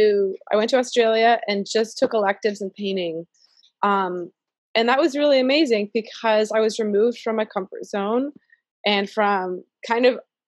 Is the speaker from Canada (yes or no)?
yes; Canada; also born or lived in San Francisco Bay Area, California; now in Charlotte, United States; as an immigrant, as a Canadian living in the US